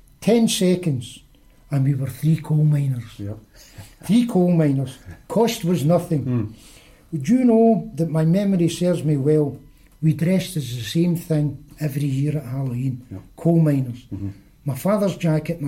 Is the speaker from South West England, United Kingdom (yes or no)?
no; Rutherglen, Scotland, United Kingdom; 2 boys that I grew up with in Rutherglen